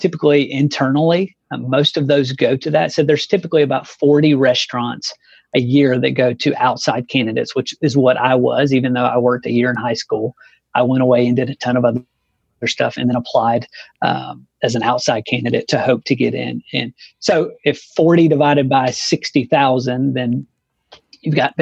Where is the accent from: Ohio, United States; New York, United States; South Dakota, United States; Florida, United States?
Ohio, United States; Marion; moved away; I grew up in Marion, spent 12, 13 years there